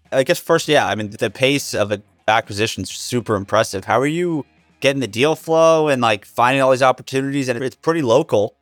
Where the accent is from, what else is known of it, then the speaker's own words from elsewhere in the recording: New Jersey, United States; I grew up in New Jersey